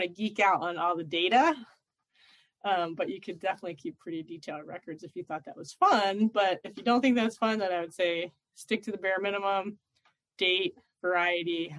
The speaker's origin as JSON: {"language": "English", "town": "Philadelphia", "region": "Pennsylvania", "country": "United States", "tie": "born or raised there", "said": "I grew up in Philadelphia in the middle of a big city where we didn't even have a yard"}